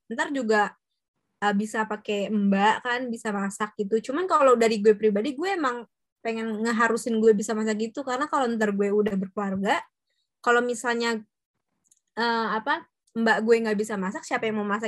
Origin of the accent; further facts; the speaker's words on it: Java, Indonesia; Jadi kan gue orang Jawa nih, Jawa Tulen gitu kan.